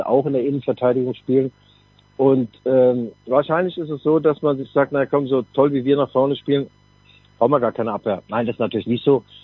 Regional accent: Mainz, Rhineland-Palatinate, Germany; Wir Mainzer, ich rede jetzt mal als Mainzer

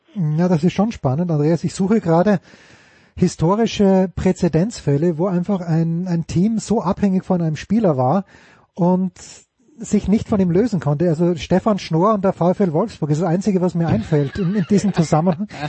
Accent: Austria

